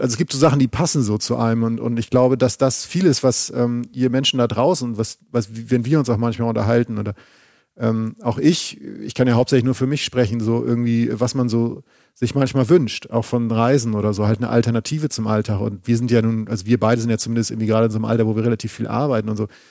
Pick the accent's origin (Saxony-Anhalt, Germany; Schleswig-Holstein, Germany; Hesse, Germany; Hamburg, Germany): Schleswig-Holstein, Germany; moved away; Von Travemünde, meinem alten Heimatbundesland Schleswig-Holstein